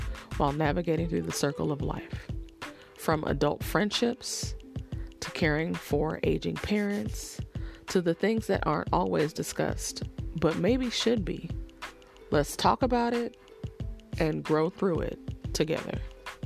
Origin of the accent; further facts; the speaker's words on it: Oakland, California, United States; also born or lived in Washington, D.C.; I'm really from Oakland though, born, raised, the whole bit